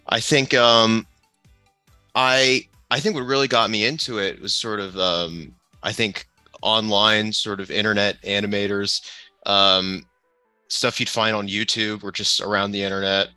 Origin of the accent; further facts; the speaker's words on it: San Diego, California, United States; also born or lived in Los Angeles; I grew up in San Diego for most of my life